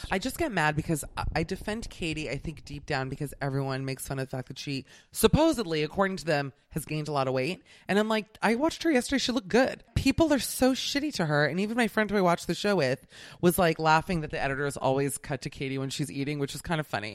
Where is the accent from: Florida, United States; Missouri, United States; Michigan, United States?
Florida, United States; Miami; I'm from Miami